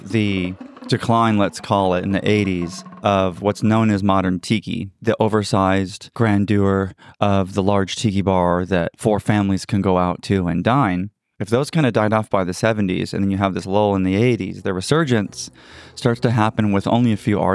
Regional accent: San Diego, California, United States; North San Diego, my hometown.

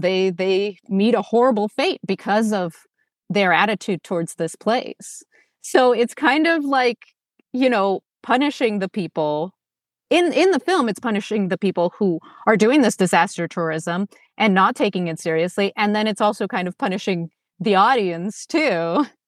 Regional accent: Moscow, Russia; now in Los Angeles, United States; I was born in Moscow, which is a big city, and then I moved to L A, which is also a big city.

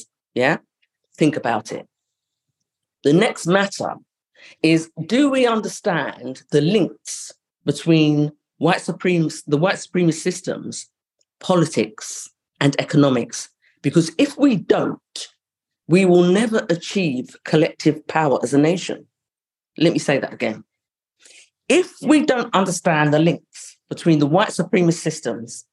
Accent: London, United Kingdom; I grew up in Highbury, which was a money area

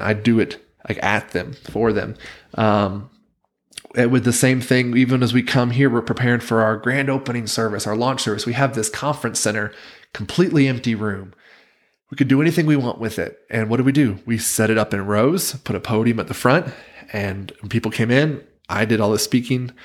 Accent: Wilmington, North Carolina, United States; moved away as an adult; now in Provo, United States; the town where I grew up in Wilmington, North Carolina

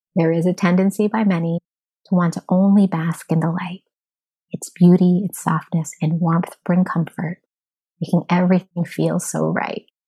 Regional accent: United States; As an American society

